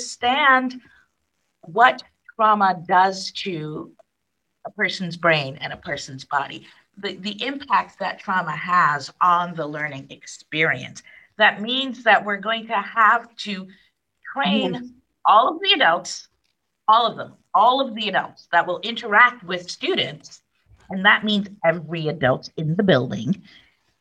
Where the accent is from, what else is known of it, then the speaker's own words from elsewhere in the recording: New York City, New York, United States; I grew up in New York City